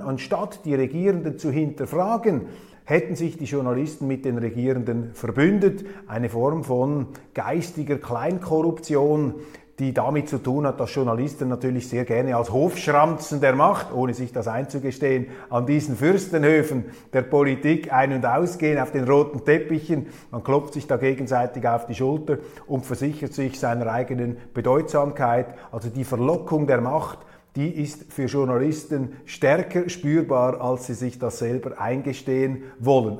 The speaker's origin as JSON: {"language": "German", "country": "Switzerland", "said": "als Schweizer"}